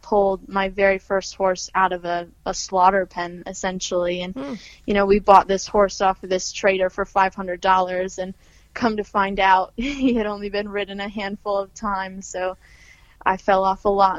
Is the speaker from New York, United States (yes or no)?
yes; Olean, New York, United States; moved away as an adult; now in Chester County, Pennsylvania, United States; that's my hometown, Olean